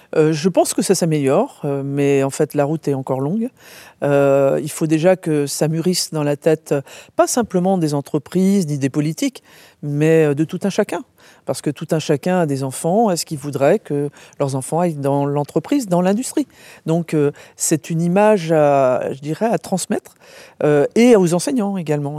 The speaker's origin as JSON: {"language": "French", "town": "Brest", "region": "Brittany", "country": "France", "tie": "born or raised there", "also_born_or_lived": "Rennes", "said": "Moi je suis né en Bretagne, donc déjà, et euh, donc à Brest, vous voyez, tout au bout."}